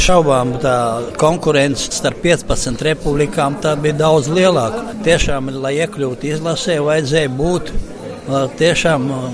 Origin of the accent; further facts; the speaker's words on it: Latvia; es esmu no Latvijas